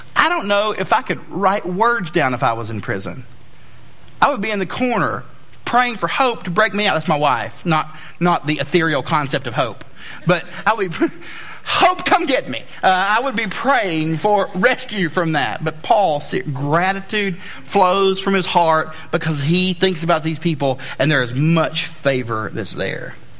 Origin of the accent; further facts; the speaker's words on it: Southeast, United States; I grew up in the Southeast